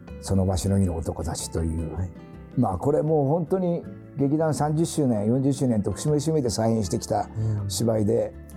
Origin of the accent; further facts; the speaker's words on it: Fukushima, Japan; moved away; 僕のふるさとの福島とか東北